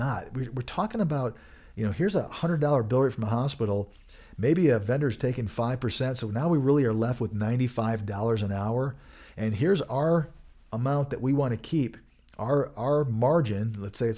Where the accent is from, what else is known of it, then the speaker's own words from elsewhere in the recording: Michigan, United States; moved away; I am from Michigan originally